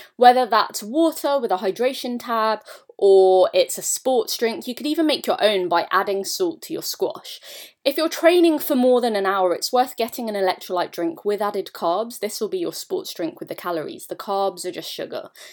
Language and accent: English; United Kingdom; being British